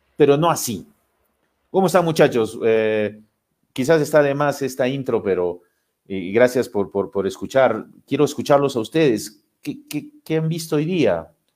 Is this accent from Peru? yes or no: yes; Lima, Peru; Yo, yo vivo en Lima, soy de Lima